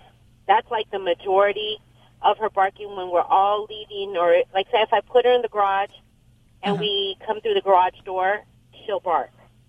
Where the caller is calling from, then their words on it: Covina, California, United States; Covina, California.